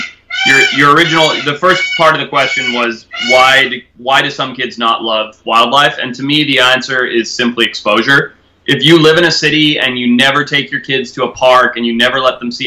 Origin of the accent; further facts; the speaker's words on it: Zimbabwe; moved away; also born or lived in California; growing up in Zimbabwe, having family that owned safari businesses and being constantly on safari and living on a farm